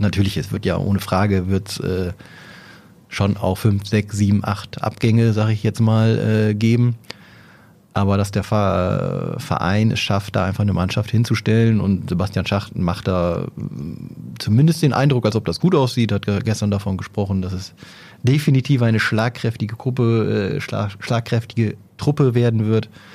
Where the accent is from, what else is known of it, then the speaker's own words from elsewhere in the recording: Oldenburg, Lower Saxony, Germany; als Oldenburger